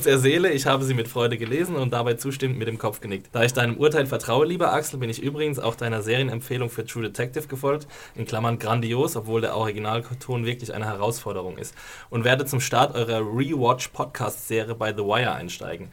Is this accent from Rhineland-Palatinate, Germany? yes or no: yes; Rhineland-Palatinate, Germany; accent: Palatine dialect; moved away; also mein Dialekt ist äh, ein Pfälzer Dialekt. Ich komme aus der wunderschönen Pfalz, der Toskana Deutschlands